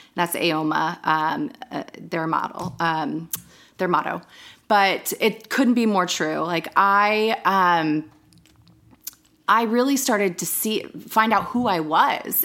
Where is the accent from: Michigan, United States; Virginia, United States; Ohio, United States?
Virginia, United States; Northern; moved away as an adult